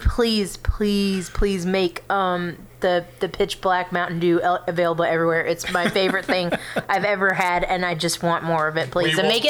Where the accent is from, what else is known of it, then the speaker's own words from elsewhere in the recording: California, United States; I was born in California, which is why I'm a weirdo.